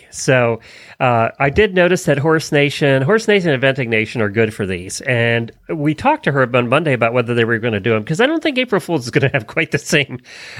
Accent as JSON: {"language": "English", "town": "Ocala", "region": "Florida", "country": "United States", "said": "from Ocala, Florida."}